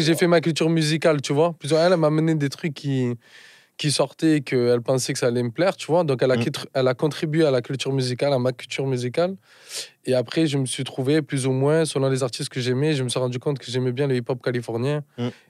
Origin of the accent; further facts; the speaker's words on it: Marseille, Provence-Alpes-Côte d'Azur, France; Je suis né à Marseille, j'ai grandi à Marseille